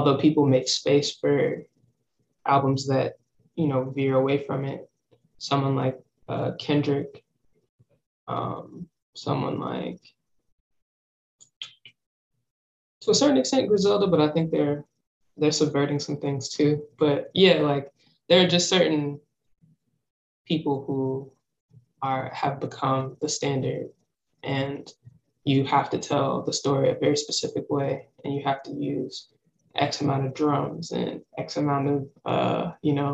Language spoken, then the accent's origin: English; Charlotte, North Carolina, United States; also born or lived in Philadelphia, Pennsylvania; now in Brooklyn, United States; I was born in Charlotte